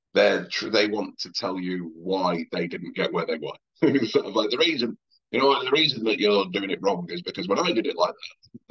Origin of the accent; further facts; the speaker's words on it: Oldham, North West England, United Kingdom; also born or lived in Liverpool; I'm from Oldham